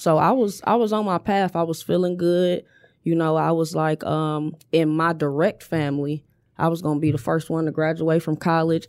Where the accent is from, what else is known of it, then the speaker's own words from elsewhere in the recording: Inkster, Michigan, United States; born and raised on Oakwood